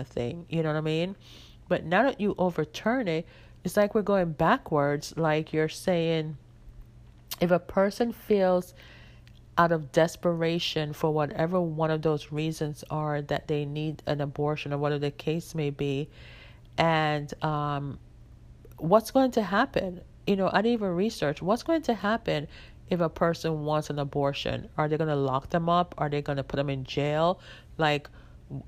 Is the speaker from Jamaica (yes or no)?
yes; Jamaica; I grew up in Jamaica where it is mostly like, when I grew up, we wore uniforms